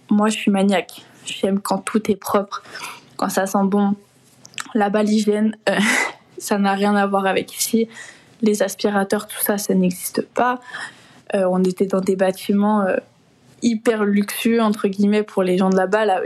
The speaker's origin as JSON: {"language": "French", "country": "France", "also_born_or_lived": "London", "moved": "as an adult"}